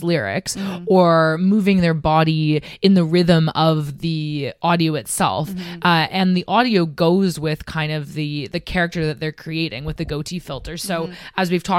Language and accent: English; Canada; moved away as an adult; now in Amsterdam, Netherlands; I'm from Canada